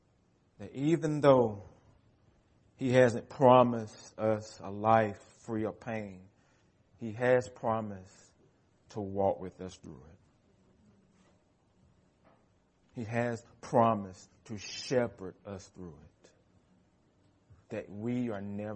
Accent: United States; American Christians

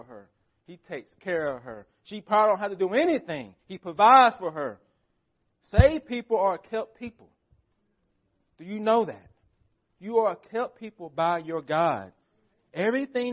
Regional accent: United States; As American Christians

